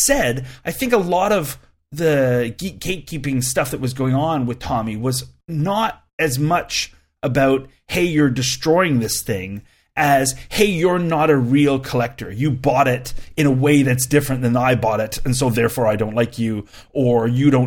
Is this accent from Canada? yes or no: yes; Canada; I'm a Canadian